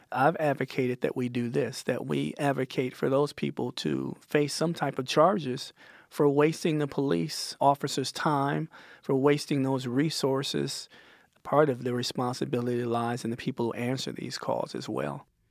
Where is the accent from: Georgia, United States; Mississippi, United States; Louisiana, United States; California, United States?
Mississippi, United States; my hometown, a uh, little town in, in Mississippi